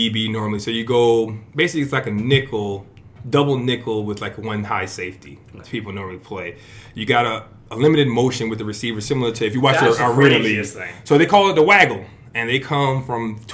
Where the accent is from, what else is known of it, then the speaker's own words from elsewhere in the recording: Fort Lauderdale, Florida, United States; moved away as an adult; also born or lived in Brooklyn, New York / Canada / New Jersey; I was born in Brooklyn, okay. But raised in Fort Lauderdale, Florida.